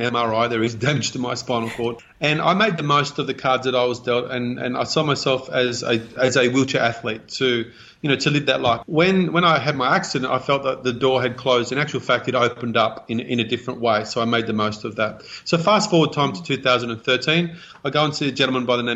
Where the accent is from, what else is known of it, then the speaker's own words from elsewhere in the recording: Australia; I was born here in Australia.